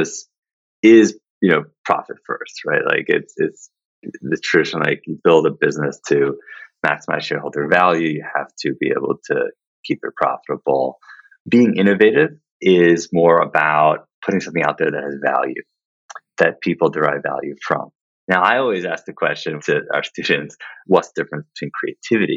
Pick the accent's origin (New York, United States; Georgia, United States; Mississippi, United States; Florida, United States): New York, United States; New York City; I grew up in Manhattan